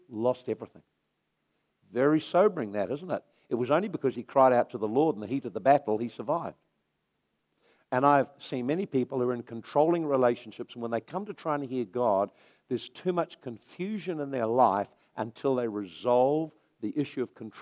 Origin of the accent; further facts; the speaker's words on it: Napier, Hawke's Bay, New Zealand; now in Hastings, New Zealand; I'm from Napier